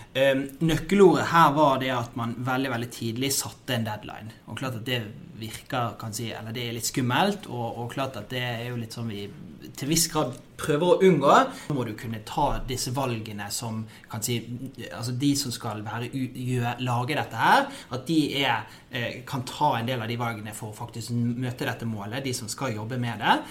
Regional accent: Norway; er født og oppvokst i Norge

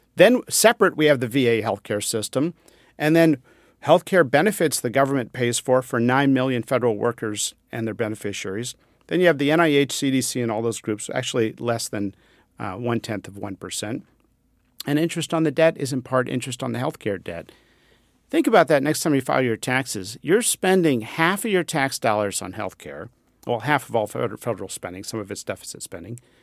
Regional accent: Pennsylvania, United States; I grew up near the Amish in Pennsylvania

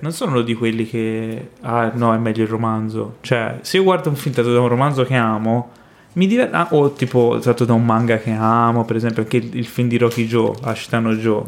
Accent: Florence, Tuscany, Italy; moved away; io eh, sono cresciuto a Firenze

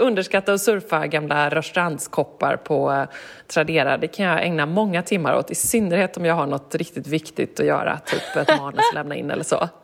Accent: Gothenburg, Västra Götaland, Sweden; när jag växte upp hemma i Göteborg

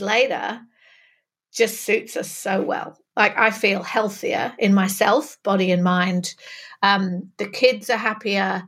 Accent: Manchester, North West England, United Kingdom; accent: northern; moved away as an adult; also born or lived in London / Sydney; now in New South Wales, Australia; I'm originally from Manchester, which is why you can tell that northern vowels of my accent, but I was living in London before I moved

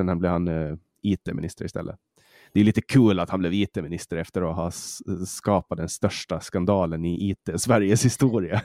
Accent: Åland, Åland Islands; accent: åländska; now in Sweden; vi ålänningar

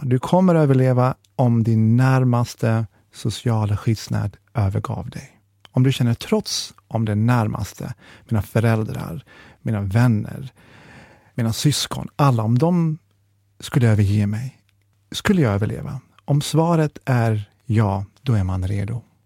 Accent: Jönköping, Jönköping County, Sweden; vi är från Jönköping

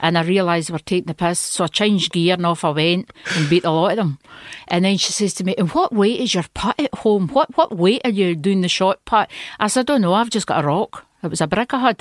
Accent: Stewarton, Scotland, United Kingdom; born or raised there; moved away as an adult; also born or lived in Italy / France

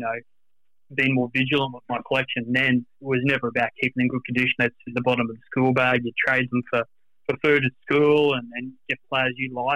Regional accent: Brisbane, Queensland, Australia; I'm based in Brisbane born and bred my whole life

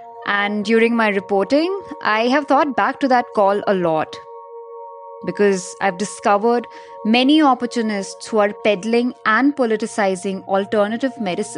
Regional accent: Dehradun, Uttarakhand, India; moved away; I managed to catch a flight to my hometown once the travel restrictions were off. And when I reached Dehradun

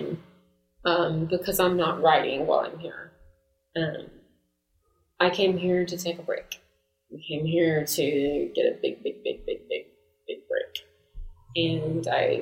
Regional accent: United States; I'm American

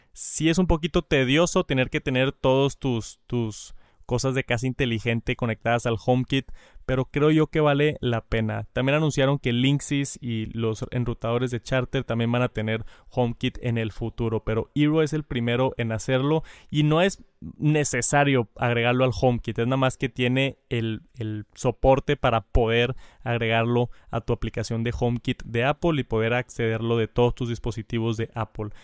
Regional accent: Jalisco, Mexico; soy de Jalisco, de aquí de México soy de Jalisco.

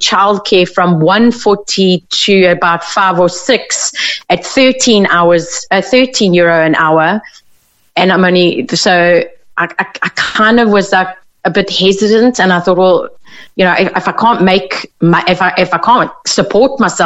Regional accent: South Africa; moved away as an adult; now in Ireland; I come from South Africa, I've been here about 4 years

